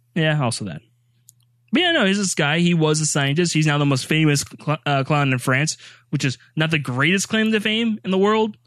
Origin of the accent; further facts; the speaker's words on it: the South, United States; accent: Southern; I am from the South.